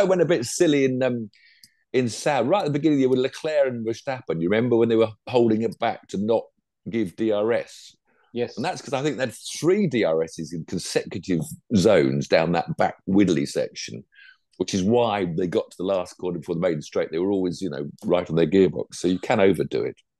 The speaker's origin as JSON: {"language": "English", "region": "England", "country": "United Kingdom", "said": "I'm English"}